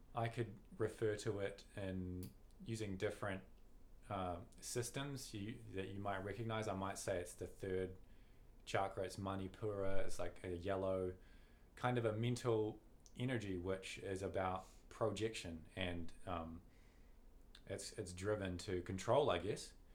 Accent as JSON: {"language": "English", "country": "New Zealand", "said": "we're, we're casting from New Zealand"}